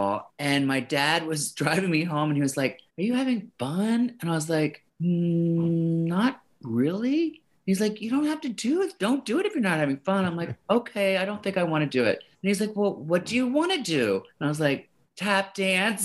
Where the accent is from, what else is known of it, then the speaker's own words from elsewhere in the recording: Baltimore, Maryland, United States; also born or lived in Florida / New York; now in Los Angeles, United States; then we moved to Baltimore. So I grew up in Maryland